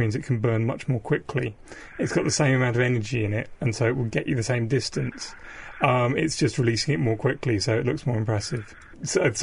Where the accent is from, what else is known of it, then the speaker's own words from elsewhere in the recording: South Devon, South West England, United Kingdom; I grew up in South Devon on the coast